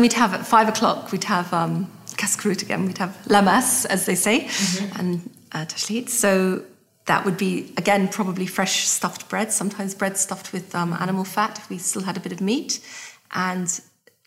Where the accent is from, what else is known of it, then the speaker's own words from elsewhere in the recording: Scotland, United Kingdom; I'm Scottish